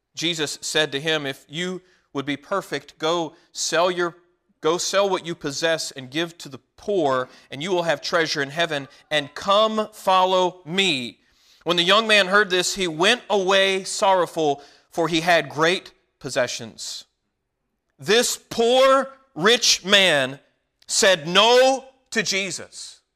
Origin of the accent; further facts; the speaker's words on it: Walkertown, North Carolina, United States; Whenever I was a teenager, my family moved to a little town called Walkertown, North Carolina.